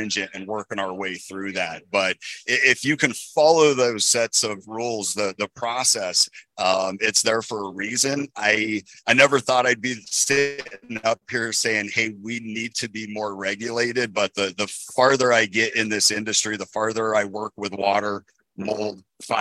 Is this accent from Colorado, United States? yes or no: yes; Southern Colorado, United States; I born and raised in Southern Colorado.